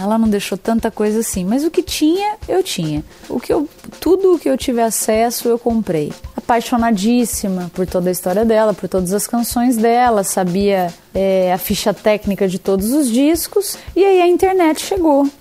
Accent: Brazil; eu tenho 15 anos e sou brasileira

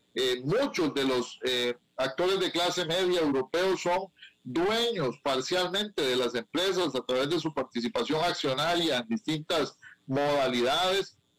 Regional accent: Grecia, Alajuela, Costa Rica; en mi pueblo, aquí en Grecia

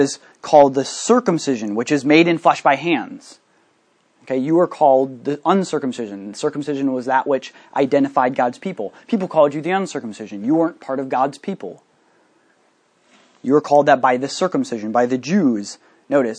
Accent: United States; I'm an American citizen

